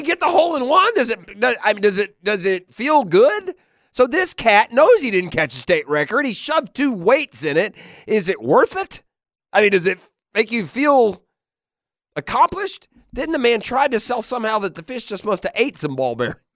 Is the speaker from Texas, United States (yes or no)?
no; Tennessee, United States; now in Jacksonville, United States; I grew up in Tennessee